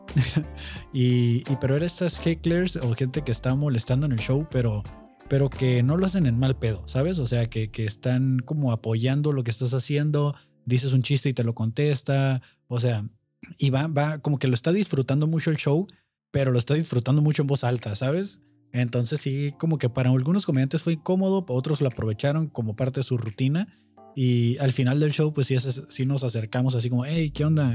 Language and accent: Spanish; Mexico